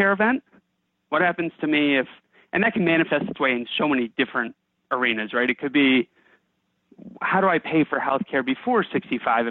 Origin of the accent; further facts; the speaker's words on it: Bethesda, Maryland, United States; now in Alexandria, United States; I grew up in Bethesda, Maryland